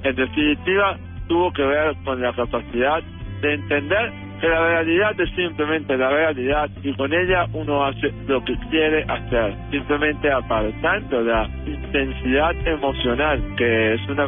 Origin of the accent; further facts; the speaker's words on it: Caracas, Capital District, Venezuela; yo soy nacido en Caracas, Venezuela.